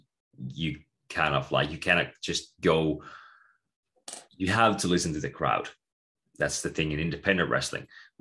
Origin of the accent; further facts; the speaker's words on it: Tampere, Pirkanmaa, Finland; I'm from Tampere myself, originally